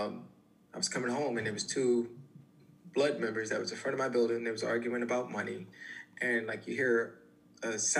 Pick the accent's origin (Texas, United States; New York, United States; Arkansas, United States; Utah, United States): New York, United States; New York City; I'm originally from the Bronx